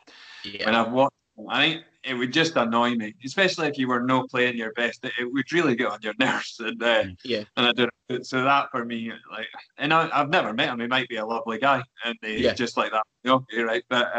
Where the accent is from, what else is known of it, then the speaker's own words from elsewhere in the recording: Scotland, United Kingdom; being a Scotsman